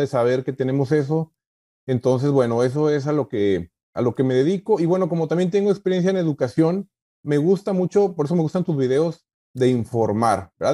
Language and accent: Spanish; Mexico; moved away as an adult; also born or lived in McAllen, Texas; now in United States; yo vengo de México, ¿verdad? Soy un migrante nuevo aquí en Estados Unidos, tengo cuatro años apenas